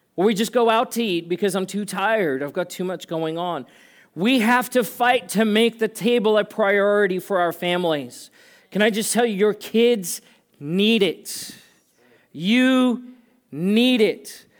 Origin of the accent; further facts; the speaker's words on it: South Africa; moved away; I grew up in South Africa.